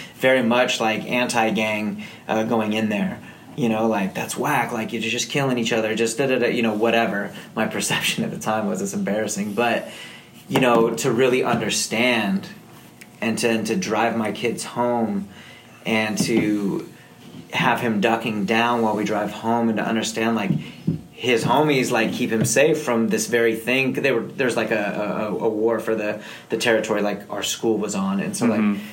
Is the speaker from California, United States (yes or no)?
yes; San Diego, California, United States; also born or lived in Colorado / Orange County; I grew up in Scripps primarily, moved to Colorado from 93 to 96